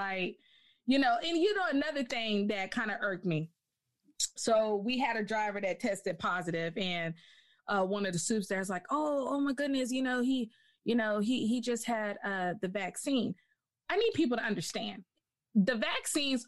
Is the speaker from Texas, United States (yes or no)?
yes; Amarillo, Texas, United States; I was born in Amarillo, Texas.